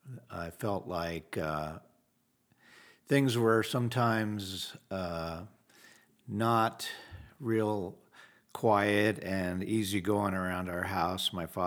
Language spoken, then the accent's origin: English; Wheat Ridge, Colorado, United States; I was raised in Wheat Ridge, Colorado, right outside of Denver. Family of four.